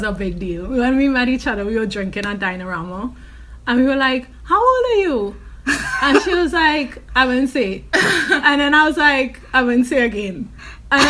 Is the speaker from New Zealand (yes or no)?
no; Trinidad & Tobago; moved away as an adult; also born or lived in United States; now in London, United Kingdom; I'm from Trinidad